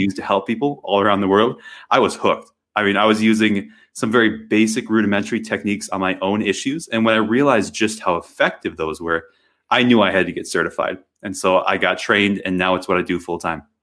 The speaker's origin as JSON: {"language": "English", "region": "Wisconsin", "country": "United States", "tie": "born or raised there", "moved": "yes", "said": "I grew up in Wisconsin, of all places, and it was very rural"}